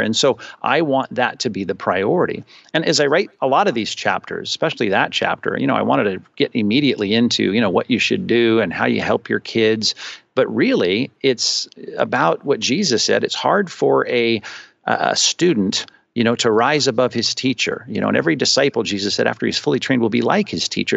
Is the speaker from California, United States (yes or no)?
yes; Long Beach, California, United States; also born or lived in Chicago / Arizona / Aliso Viejo, Orange County; I'm from Southern California. I grew up in Long Beach. I spent my whole life there till I got shipped off to school